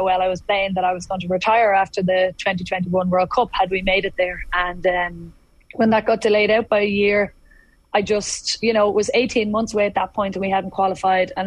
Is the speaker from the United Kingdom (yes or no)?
no; Dublin, Leinster, Ireland; I'm from Dublin